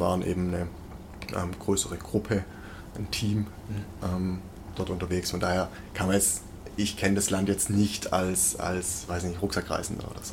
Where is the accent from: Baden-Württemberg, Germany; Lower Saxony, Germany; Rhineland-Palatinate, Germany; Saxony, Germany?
Baden-Württemberg, Germany; Weissach; now in Stuttgart, Germany; ich komme aus Weissach, ich bin am Entwicklungszentrum, ich bin mit Porsche quasi mhm. aufgewachsen. Das war wirklich also direkt vor der Haustür